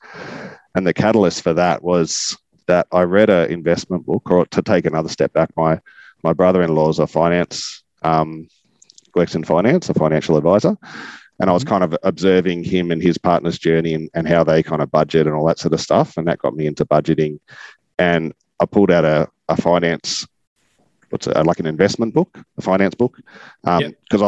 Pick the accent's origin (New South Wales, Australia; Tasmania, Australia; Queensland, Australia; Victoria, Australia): New South Wales, Australia; Gosford; also born or lived in Newcastle, New South Wales / Bellingen, New South Wales; now in Nambucca, Australia; And then I actually grew up until my teenagerhood on the Central Coast. So up behind Gosford in a small sort of country area called Colnura.